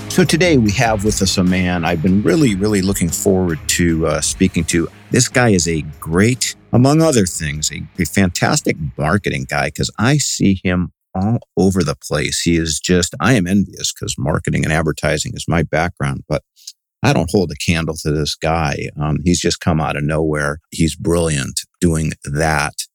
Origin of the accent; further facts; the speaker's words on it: Cleveland, Ohio, United States; now in California, United States; I'm from Cleveland